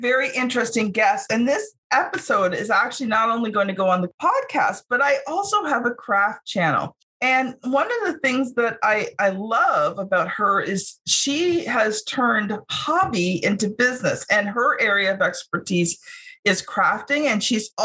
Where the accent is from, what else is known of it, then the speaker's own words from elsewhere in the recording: Canada; also born or lived in Ontario; I'm Canadian